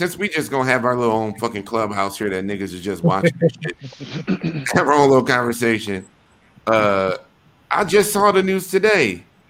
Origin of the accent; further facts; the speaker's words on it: Wisconsin, United States; also born or lived in Atlanta / Denver / Houston / Chicago; I'm a nigga from Wisconsin. We ain't got no goddamn Ballroom out there.